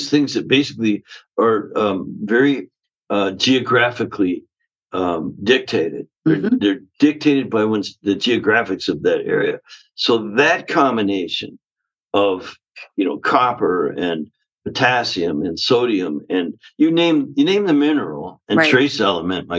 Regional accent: Canada; now in Southern California, United States; the way I was raised up in Canada. I live in Southern California now

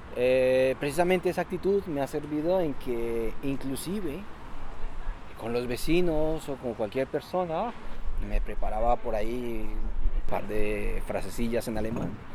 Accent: Colombia; moved away as an adult; also born or lived in Spain; now in Germany; soy colombiano y emigré a Europa hace ya más de 7 años

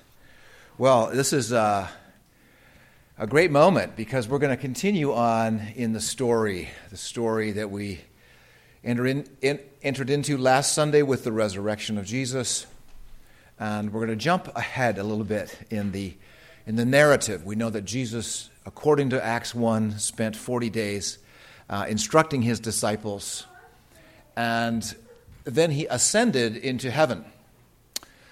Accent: United States; I'm an American

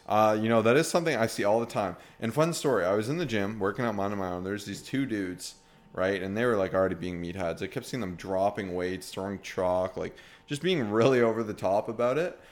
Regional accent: Canada; we're from Canada

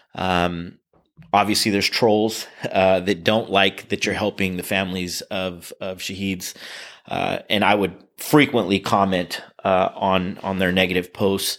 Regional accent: Union City, California, United States; also born or lived in Camden, New Jersey / Sacramento County, California; I grew up in California in the Bay Area, Union City

